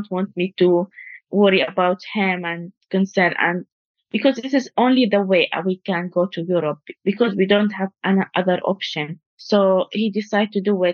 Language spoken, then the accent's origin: English; United Arab Emirates; moved away as an adult; also born or lived in Palestine; now in Lancaster, United Kingdom; I born in United Arab Emirates. And I used to study there, all my life there